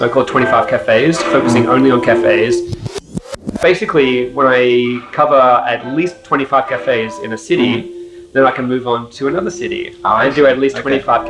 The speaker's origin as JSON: {"language": "English", "town": "Sydney", "region": "New South Wales", "country": "Australia", "moved": "as an adult", "lives_now": "Tokyo, Japan", "said": "Okay, I'm from Sydney, Australia. Came here about 10 years ago after graduating university."}